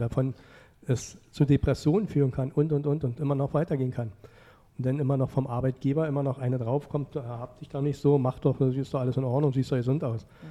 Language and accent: German; Frankfurt, Hesse, Germany; ich komme ja nur aus Frankfurt. Ja. Bin ja Ur Ureinwohner dieser Stadt.